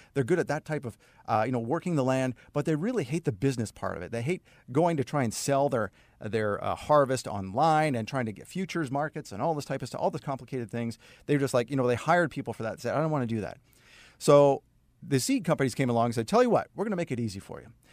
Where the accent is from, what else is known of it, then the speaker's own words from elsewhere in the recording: Saskatoon, Saskatchewan, Canada; moved away; I started a career at an ad agency in Saskatoon, Saskatchewan, uh, where I'm originally from Canada